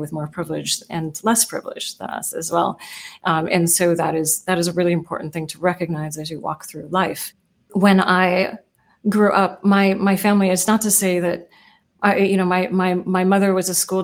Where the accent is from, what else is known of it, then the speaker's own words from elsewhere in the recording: United States; also born or lived in Oakland, California / Seattle, Washington; I grew up in Oakland and then in South Seattle in very diverse neighborhoods.